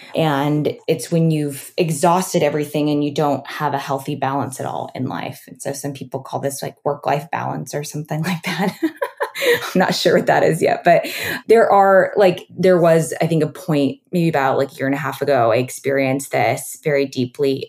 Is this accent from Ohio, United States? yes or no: no; Oregon, United States; also born or lived in New York; now in Los Angeles, United States; I grew up on a farm in Oregon.